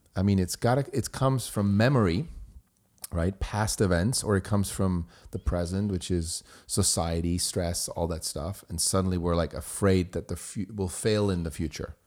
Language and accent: English; Switzerland; born or raised there; first language German; English is a second language; moved away as an adult